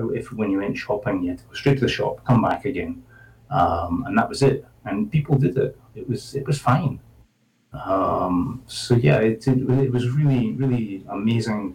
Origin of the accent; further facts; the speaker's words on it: Scotland, United Kingdom; moved away as an adult; now in Spain; I'm from Scotland.